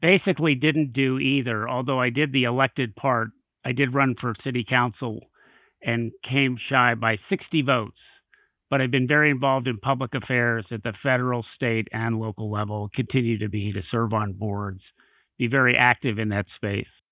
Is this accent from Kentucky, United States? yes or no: yes; Kentucky, United States; I worked for a state legislature in my home state in Kentucky for several years